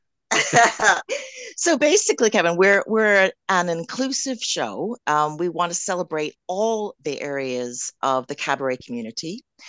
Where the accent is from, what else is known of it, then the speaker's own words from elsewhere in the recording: Canada; accent: Canadian; moved away as an adult; now in United Kingdom; Yes, I'm Canadian. I'm Canadian, but I've been living in the U K now for twenty years. So, but I still sound Canadian.